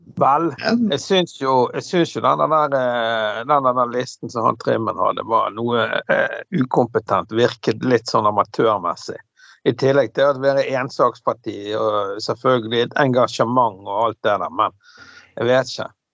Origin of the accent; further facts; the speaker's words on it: Bergen, Vestland, Norway; also born or lived in Fyllingsdalen; det huset jeg vokste opp på Laksevåg